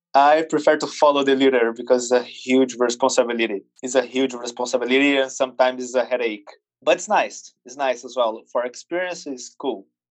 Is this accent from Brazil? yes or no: yes; Brazil; English is a second language; I was born in Brazil, circus family, grow up in, at the circus